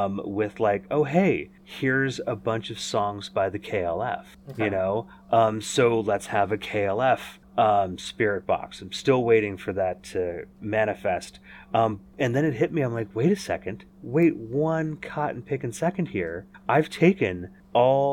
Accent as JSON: {"language": "English", "region": "Northern California", "country": "United States", "tie": "born or raised there", "said": "in the fall of 1976 when I was born here in Northern California"}